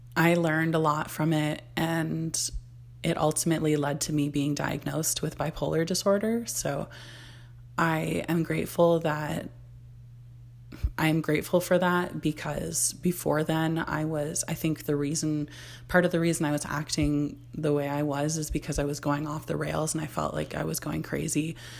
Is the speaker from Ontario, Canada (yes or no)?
yes; Barrie, Ontario, Canada; I was born in Barrie, Ontario, Canada, which I live in Ontario, Canada now